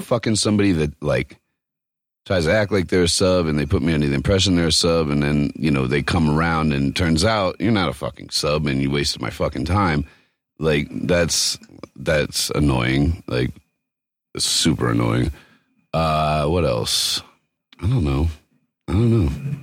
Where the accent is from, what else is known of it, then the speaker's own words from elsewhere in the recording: East Coast, United States; moved away; I grew up on the East Coast